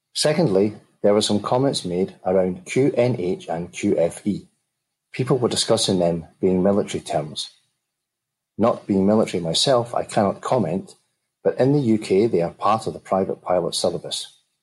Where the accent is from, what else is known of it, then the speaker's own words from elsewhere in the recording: Glasgow, Scotland, United Kingdom; accent: Glaswegian Scottish; my Glaswegian Scottish accent